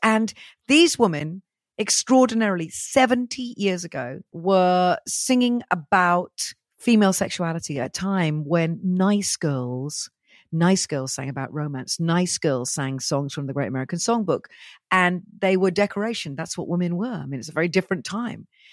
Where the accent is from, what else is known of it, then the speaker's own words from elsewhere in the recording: Welsh, Wales, United Kingdom; I'm very Welsh, you know, I have that beaky look